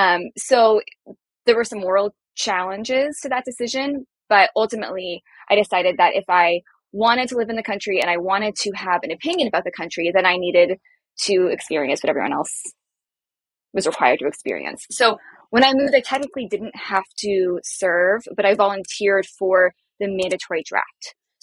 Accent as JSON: {"language": "English", "area": "Bay Area", "region": "California", "country": "United States", "tie": "born or raised there", "also_born_or_lived": "Israel", "moved": "as an adult", "said": "So I grew up in the Bay Area."}